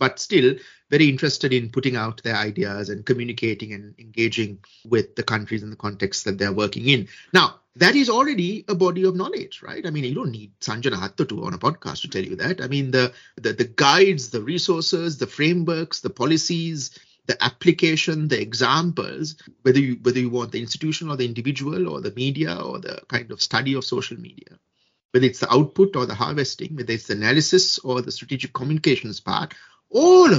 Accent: Sri Lanka; my home country, Sri Lanka

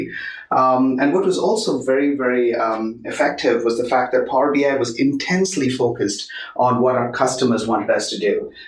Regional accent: Chennai, Tamil Nadu, India; moved away as an adult; also born or lived in Bay Area, United States / Seattle, United States; now in Bellevue, United States; I grew up in India, moved to the US about in 1995.

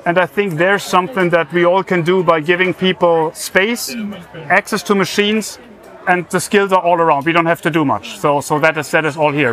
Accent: Germany; accent: German; English is a second language; moved away as an adult; also born or lived in United States; now in Trondheim, Norway; as you might have heard from my accent, I'm German.

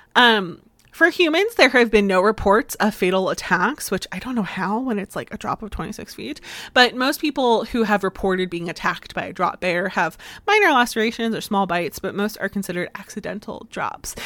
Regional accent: Florida, United States; accent: slightly southern; now in Massachusetts, United States; I'm originally from Florida

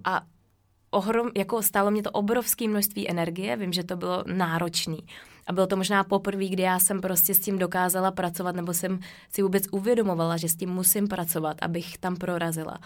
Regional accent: Czechia; moved away as an adult; also born or lived in Norway; já jsem z České republiky

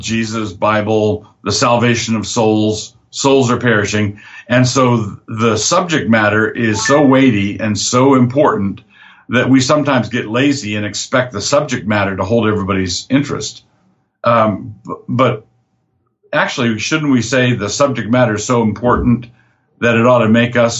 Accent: Annapolis, Maryland, United States; now in Moscow, United States; I grew up in Annapolis, Maryland, and I wanted to move back to the East Coast

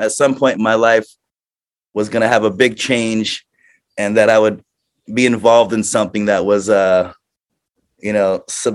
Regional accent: Florida, United States; growing up in Florida, it's just you grow up in a party world

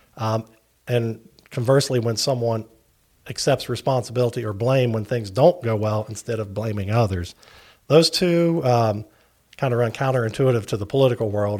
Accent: Barboursville, West Virginia, United States; accent: Appalachian; moved away as an adult; also born or lived in Huntington, West Virginia; now in Virginia, United States; I'm originally from Barbersville, West Virginia

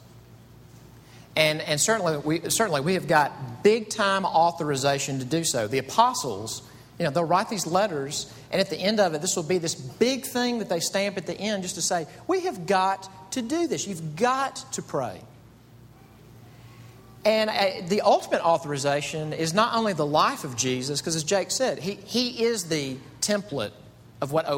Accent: Mississippi, United States; moved away as an adult; now in Greenville, United States; I'm from Mississippi

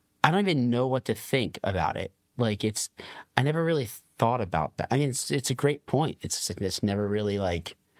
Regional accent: New Jersey, United States; I'm from New Jersey. Okay. South Jersey, that is

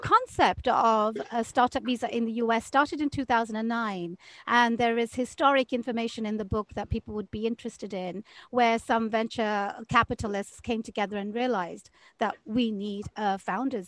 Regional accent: United Kingdom; now in Seattle, United States; I am a British transplant in America. I went through the entire immigration process to get my green card and then my citizenship

